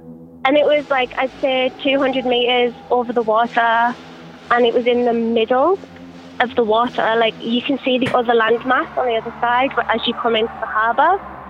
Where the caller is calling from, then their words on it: New Zealand; I'm calling from New Zealand.